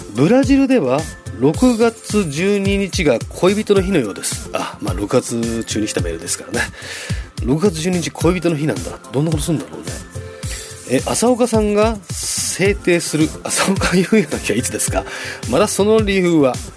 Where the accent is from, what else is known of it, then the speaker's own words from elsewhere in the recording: Chofu, Tokyo, Japan; 僕の地元調布なんですけども